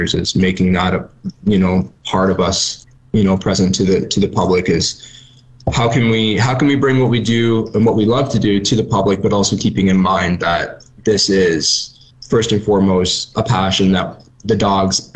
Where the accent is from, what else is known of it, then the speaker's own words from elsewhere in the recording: just north of Toronto, Ontario, Canada; moved away; I'm from Ontario, and this is something that I never would have experienced growing up in, you know, just north of Toronto